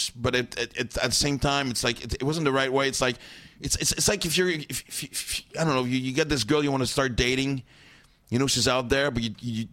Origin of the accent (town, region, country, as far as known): Montreal, Quebec, Canada